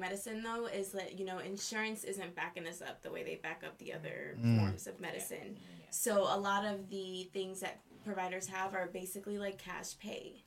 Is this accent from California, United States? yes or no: no; New York City, New York, United States; I grew up in Brooklyn, New York